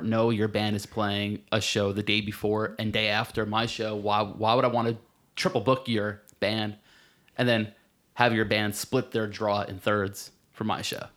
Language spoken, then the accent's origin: English; Marlboro, New Jersey, United States; I'm from, uh, central Jersey, a little town called Marlborough.